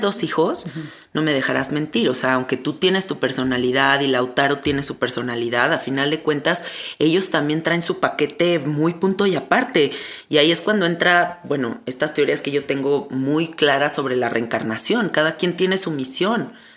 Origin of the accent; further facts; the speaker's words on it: Mexico; claro que soy de aquí, soy mexicana.